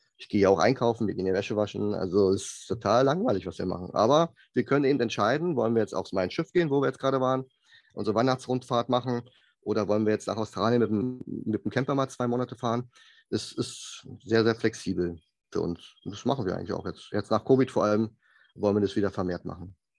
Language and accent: German; Germany; also born or lived in south of Munich, Bavaria; als Deutscher